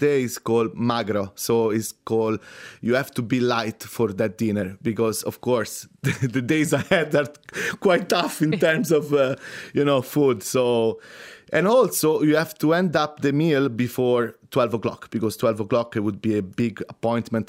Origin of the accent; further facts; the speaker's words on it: Rome, Lazio, Italy; moved away; I'm from Rome